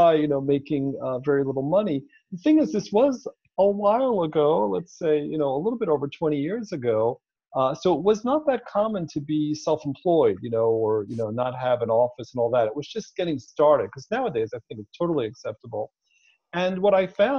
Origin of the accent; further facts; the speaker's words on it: Israel; moved away as an adult; also born or lived in New York, United States; now in Palm Springs, United States; I was born in New York, but grew up overseas in Israel. And when I was 29, I moved back to the U.S.